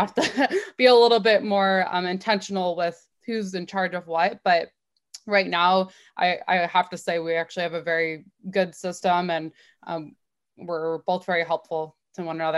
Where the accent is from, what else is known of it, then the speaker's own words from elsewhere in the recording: Waterloo, Ontario, Canada; I grew up in Waterloo